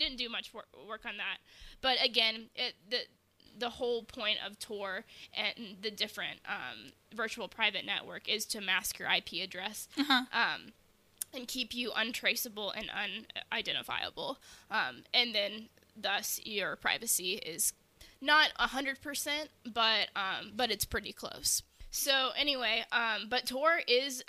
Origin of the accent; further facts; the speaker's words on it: United States; As American citizens